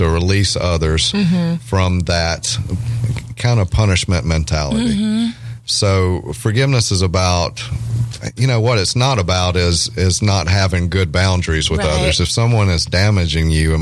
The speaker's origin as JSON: {"language": "English", "region": "Louisiana", "country": "United States", "said": "I'm from Louisiana"}